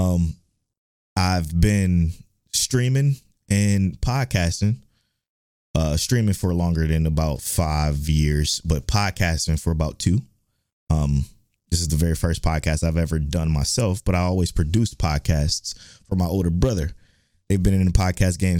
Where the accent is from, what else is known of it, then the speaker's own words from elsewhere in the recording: Cleveland, Ohio, United States; moved away as an adult; now in Houston, United States; I was born in Cleveland, Ohio. I'm from Cleveland, Ohio